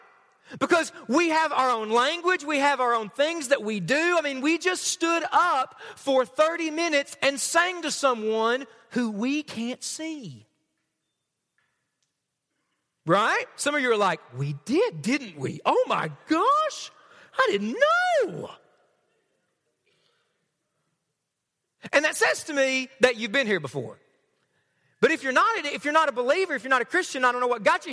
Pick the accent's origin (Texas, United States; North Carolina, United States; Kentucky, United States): Kentucky, United States; Knott County; I'm from Knott County, all right? I'm from around here.